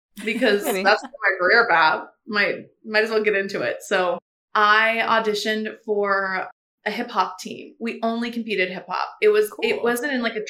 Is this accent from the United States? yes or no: yes; Raleigh, North Carolina, United States; I grew up in Raleigh, North Carolina